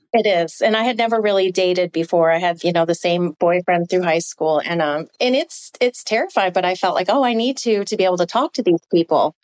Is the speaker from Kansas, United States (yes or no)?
no; upstate New York, United States; moved away; my hometown, to my lake in upstate New York